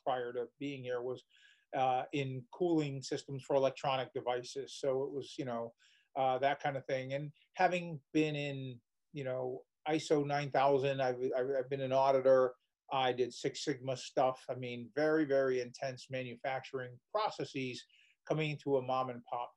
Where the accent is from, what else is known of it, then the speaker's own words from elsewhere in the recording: Waterbury, Connecticut, United States; moved away as an adult; I was born and raised in Waterbury, Connecticut